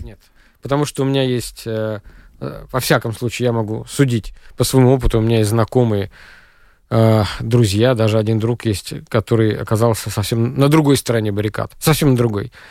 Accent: Russia; moved away; у меня на родине

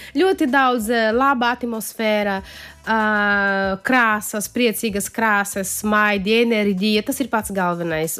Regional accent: Paraíba, Brazil; Latvian is a second language; now in Latvia; tas ir no mana reģiona, no kurienes es esmu

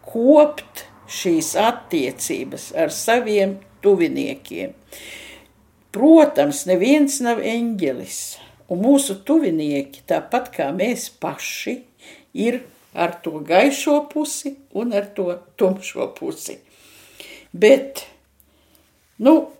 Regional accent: native region reached via Preiļi, Latgale, Latvia; moved away; mēs ar meitu bijām Latvijā, manā dzimtajā pusē, un tur braucām no, uz manu dzimto pusi no prēļiem cauri krācei

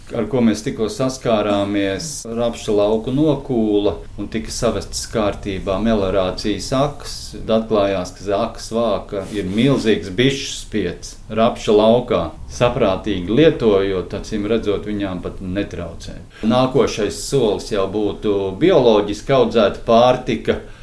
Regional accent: Valmiera, Vidzeme, Latvia; Mēs esam uh, Valmjerā šķiedras bērni

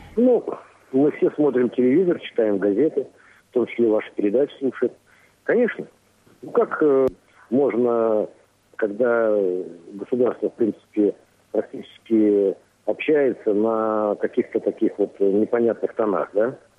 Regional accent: Russia; now in Latvia; сам россиянин

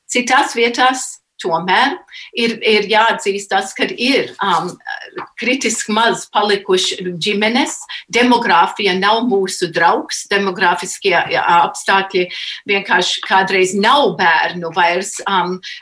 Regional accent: United States; es nedzimu Latvijā, es piedzimu ASV, bet tas bija ieaudzināts, ka tas ir tā ir tava identitāte

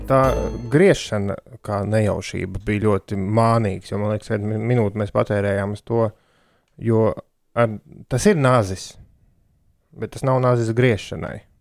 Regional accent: Vidzeme, Latvia; es kā vidzemnieks

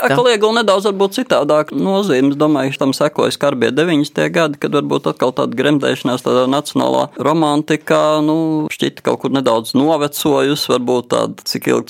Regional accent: Latvia; ka mēs esam latvieši

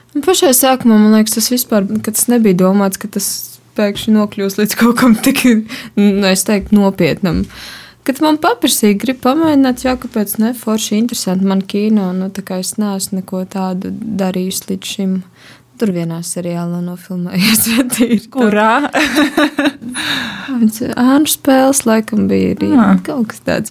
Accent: Riga, Latvia; moved away as an adult; now in Daugavpils, Latvia; es neesmu no Daugopils, es esmu no Rīgas. Es līdz kaut kādam 21 gadam nodzīvoju Rīgā un tad atbraucu uz Daugopilu mācīties.

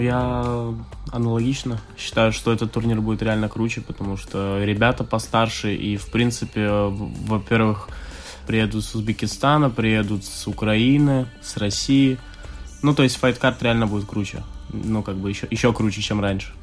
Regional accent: Liepāja, Kurzeme, Latvia; now in Riga, Latvia; еще тогда жил в Лепе, да, в другом, я из Лепы. Вот, и потом я приехал в Ригу

